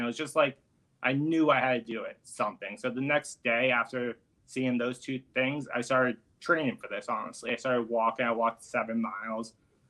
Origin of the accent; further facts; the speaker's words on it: Florida, United States; now in New York City, United States; I'm originally from Florida.